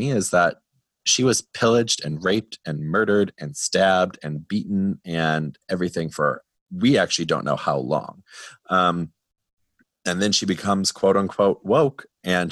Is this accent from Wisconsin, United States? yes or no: yes; Wisconsin, United States; I'm from Wisconsin